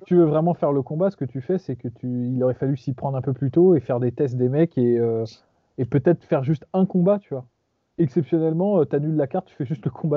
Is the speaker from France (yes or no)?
yes; France; on est putain de français.